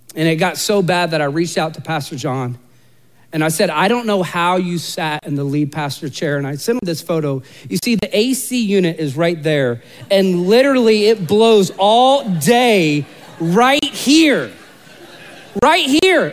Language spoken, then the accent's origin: English; Central Florida, United States; I'm from Central Florida